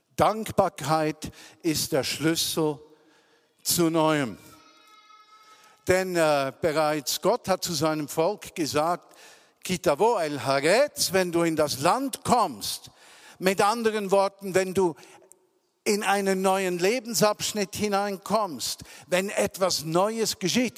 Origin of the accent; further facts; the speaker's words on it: Switzerland; accent: mix of Zürich German and Bernese German; also born or lived in Zürich; now in Bern, Switzerland; ein Gemisch von Zürich und Berndeutsch versteht, wie ich das normalerweise spreche